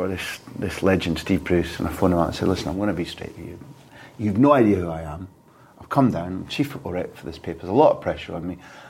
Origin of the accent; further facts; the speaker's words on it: Aberdeen, Scotland, United Kingdom; growing up in Aberdeen